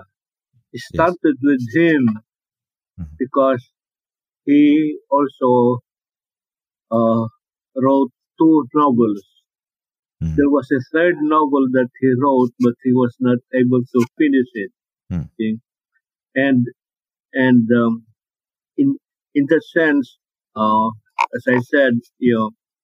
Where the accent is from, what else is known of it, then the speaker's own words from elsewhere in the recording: Philippines; English is a second language; Filipinos have a very great problem with language, because, like myself, when I write in English, it's not my mother tongue